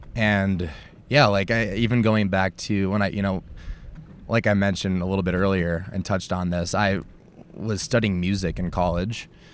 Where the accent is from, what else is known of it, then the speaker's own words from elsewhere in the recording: United States; I'm this American